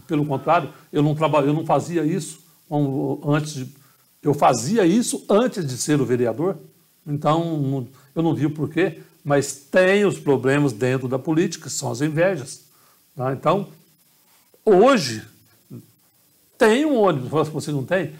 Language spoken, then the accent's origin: Portuguese; Carmo do Rio Claro, Minas Gerais, Brazil; moved away; also born or lived in Poços de Caldas; minha cidade, minha terra natal